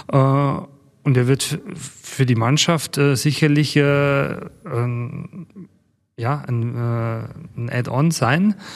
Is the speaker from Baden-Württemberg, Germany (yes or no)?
no; Bavaria, Germany; Wir kommen aus Bayern